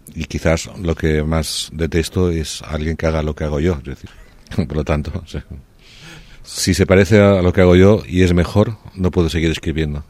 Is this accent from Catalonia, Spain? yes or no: yes; Barcelona, Catalonia, Spain; moved away as an adult; also born or lived in Paris; volví en diciembre a Barcelona para pasar la Navidad en casa de mis padres